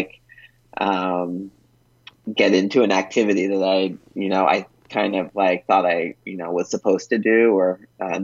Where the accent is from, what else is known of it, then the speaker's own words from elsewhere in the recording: United States; moved away as an adult; also born or lived in Colombia; an American living as an expat in Colombia